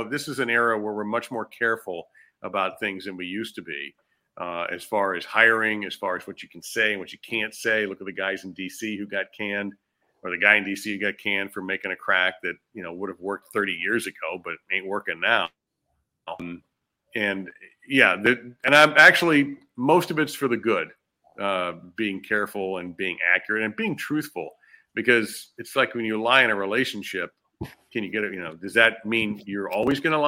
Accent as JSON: {"language": "English", "region": "Northern Virginia", "country": "United States", "tie": "born or raised there", "moved": "yes", "said": "I grew up in Northern Virginia"}